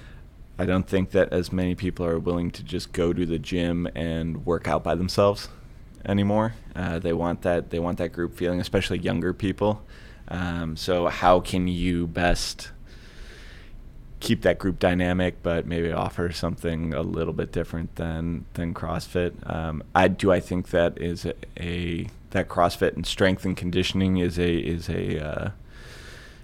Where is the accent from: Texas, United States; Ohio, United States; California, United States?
Ohio, United States; Rocky River; also born or lived in Lakewood, Ohio; I'm born and raised in Rocky River. I currently live in Lakewood. So I've been a Clevelander my whole life, a West Side Clevelander